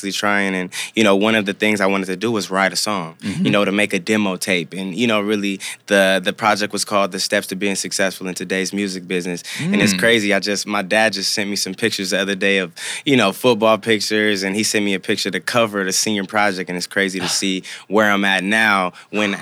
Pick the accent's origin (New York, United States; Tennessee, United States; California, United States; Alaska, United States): California, United States; Compton; also born or lived in Norwalk / Santa Fe Springs; Grew up in Compton, went to school in Norwalk, Santa Fe Springs